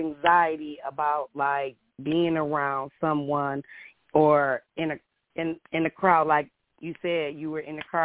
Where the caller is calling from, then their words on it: Columbus, Ohio, United States; I'm calling in from Columbus, Ohio